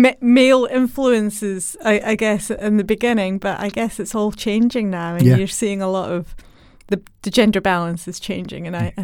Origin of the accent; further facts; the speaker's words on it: Scotland, United Kingdom; Well, as a child, I grew up in Scotland, which is known for great Scottish engineers.